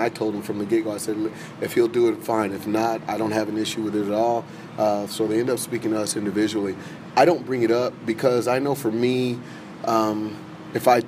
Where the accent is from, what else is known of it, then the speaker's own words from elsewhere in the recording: Los Angeles, California, United States; moved away as an adult; also born or lived in Chesterfield, Missouri; We're both from California